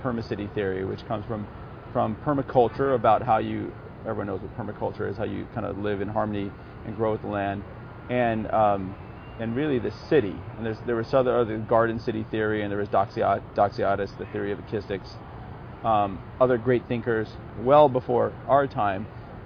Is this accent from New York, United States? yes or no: no; Los Angeles, California, United States; I grew up in Santa Monica Canyon, went in the Palisades. Grew up surfing